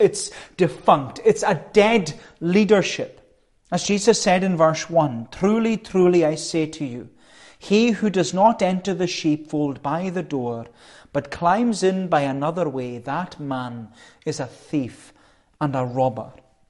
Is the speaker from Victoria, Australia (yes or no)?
yes; Melbourne, Victoria, Australia; when I was growing up in Melbourne, there was one woman in particular, and she loved her sheep.